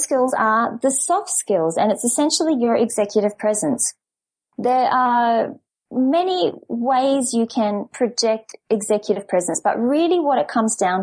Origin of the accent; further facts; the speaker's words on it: Perth, Western Australia, Australia; moved away as an adult; now in France; I'm originally from Perth, and well, for the past 10, 12 years or so, I've been basically having an international life.